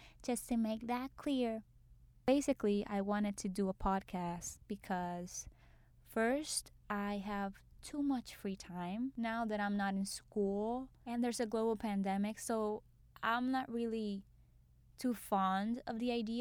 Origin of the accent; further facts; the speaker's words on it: Puerto Rico; moved away as an adult; now in New York, United States; I was born and raised in Puerto Rico. Now I'm living in New York